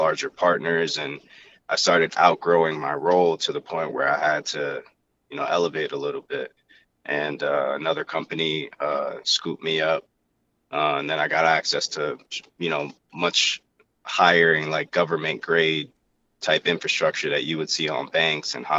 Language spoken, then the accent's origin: English; Willingboro, New Jersey, United States; also born or lived in St. Lucia; I'm from Willenboro, same place as Trave